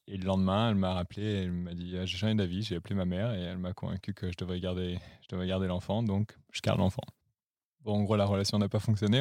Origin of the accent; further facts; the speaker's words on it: Lyon, Auvergne-Rhône-Alpes, France; moved away as an adult; also born or lived in Paris; now in Berlin, Germany; Je viens de Lyon, euh, j'ai grandi là-bas